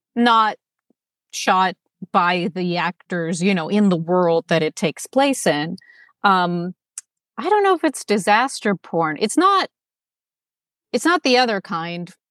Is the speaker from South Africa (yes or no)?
no; Moscow, Russia; now in Los Angeles, United States; I was born in Moscow, which is a big city, and then I moved to L A, which is also a big city.